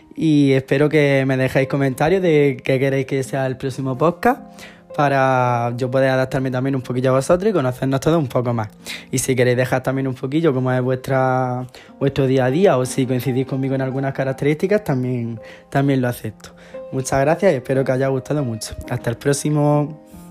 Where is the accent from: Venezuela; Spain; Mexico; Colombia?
Spain; Águilas, Region of Murcia; also born or lived in Lorca / Jaén; Yo nací en Lorca, en un pueblo de Murcia, y me he criado en un pueblo de al lado, de la costa, en Murcia también. Se llama Águila